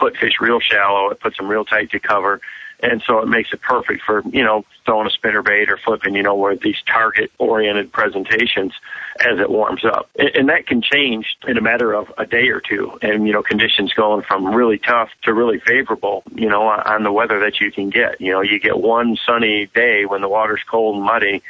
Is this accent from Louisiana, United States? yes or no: no; Michigan, United States; growing up in Michigan and fishing, you know, all over the state where we have a big diversity in water